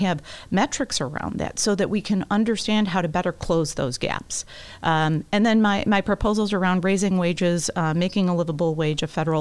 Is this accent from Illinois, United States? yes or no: yes; Palos, Illinois, United States; also born or lived in Beverly, Chicago / LaGrange, Illinois; I'm from the Southwest side. I was born in Beverly, grew up in Palos, and I raised my kids in LaGrange.